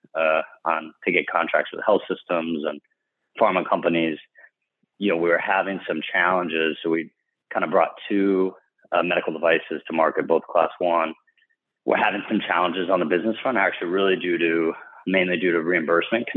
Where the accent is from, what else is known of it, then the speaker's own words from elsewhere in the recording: Florida, United States; came back to my home state of Florida